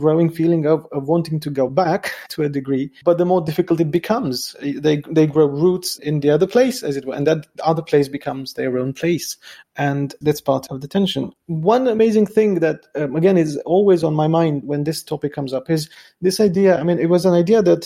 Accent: Romania; moved away; every time I go back to Romania, to my hometown

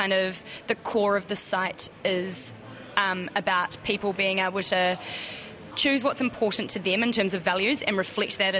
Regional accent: New Zealand; now in Australia; being a New Zealander who lives in Australia

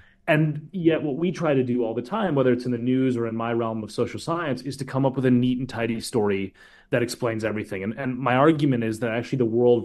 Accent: Minnesota, United States; I'm from Minnesota

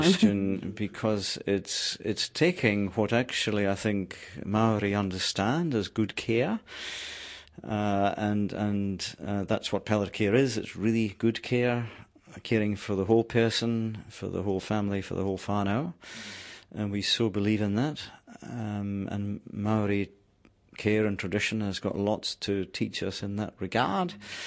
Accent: Scotland, United Kingdom; moved away as an adult; also born or lived in New Zealand; now in Palmerston North, New Zealand; I was born in Scotland. Uh, my mountains are the Grampians, my river is the Dee and the Don, and I moved to New Zealand 27 years ago

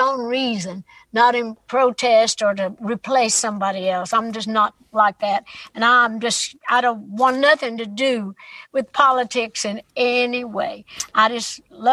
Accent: East Tennessee, United States; It was my hometown, my home area

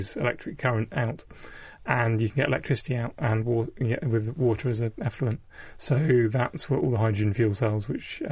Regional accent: South Devon, South West England, United Kingdom; I grew up in South Devon on the coast

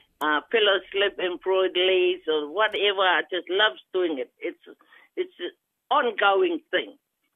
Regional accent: Titikaveka, Rarotonga, Cook Islands; now in New Zealand; I'm originally from Rarotonga, Titikaveka, born and raised in the Cook Island, and then migrated to New Zealand with my family.

